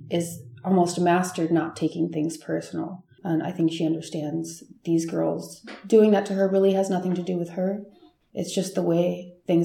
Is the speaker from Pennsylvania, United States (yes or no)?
no; Cleveland, Ohio, United States; now in Tucson, United States; I'm from Cleveland and living in a more rough area of Cleveland